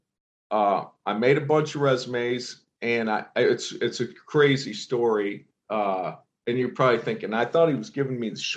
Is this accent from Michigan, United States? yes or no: yes; Belding, Michigan, United States; moved away; I grew up in Belding. For the people listening who don't know where that's at, that's a town of about 4,500 people, situated between Grand Rapids, Michigan, and Lansing, Michigan